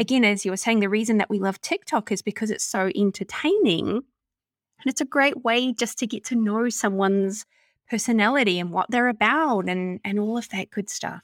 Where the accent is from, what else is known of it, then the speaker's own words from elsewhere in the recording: New Zealand; accent: Kiwi; my Kiwi accent